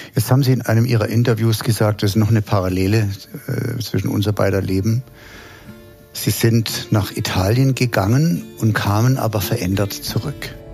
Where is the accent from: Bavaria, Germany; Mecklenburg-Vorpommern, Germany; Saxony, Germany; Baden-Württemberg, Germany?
Baden-Württemberg, Germany; Heidelberg; Ich bin in Heidelberg groß geworden